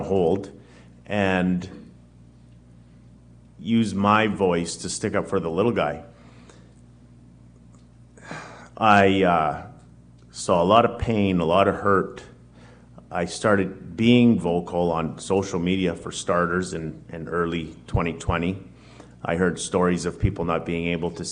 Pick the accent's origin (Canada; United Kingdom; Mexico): Canada; Winnipeg, Manitoba; I'm born and raised in Winnipeg, Winnipeg's North End. Been there my whole life